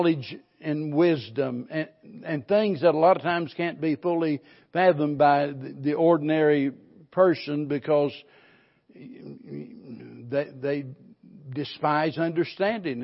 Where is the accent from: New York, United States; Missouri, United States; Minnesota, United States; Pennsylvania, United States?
Missouri, United States; the Ozarks; being born and raised in the Ozarks